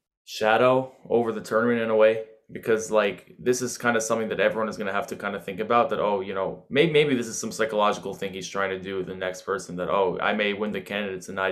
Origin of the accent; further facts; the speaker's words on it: New York City, New York, United States; as an American chess player, I can even speak to that it does feel like, you know, I'm from New York City